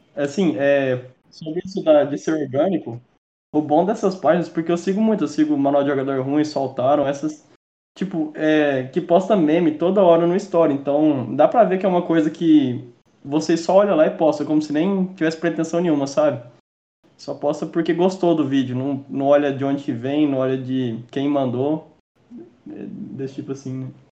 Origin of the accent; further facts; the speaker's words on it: interior of Goiás, Brazil; a gente é do interior, interior de Goiás